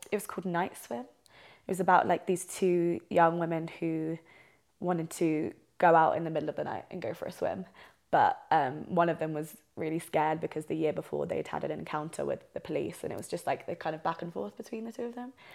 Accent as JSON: {"language": "English", "region": "South East England", "country": "United Kingdom", "moved": "as an adult", "lives_now": "Albuquerque, United States", "said": "I'm from England, so I'm from the southeast of England"}